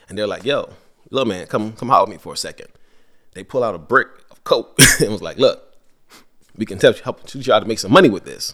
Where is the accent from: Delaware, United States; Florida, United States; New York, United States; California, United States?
New York, United States; New York City; moved away; also born or lived in Georgetown, Guyana / Virginia; I grew up in Brooklyn for a period of time